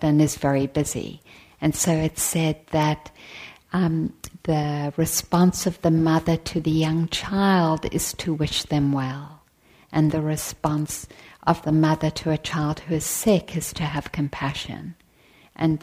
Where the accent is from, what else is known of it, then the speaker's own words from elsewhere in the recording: South Africa; moved away; I was born in South Africa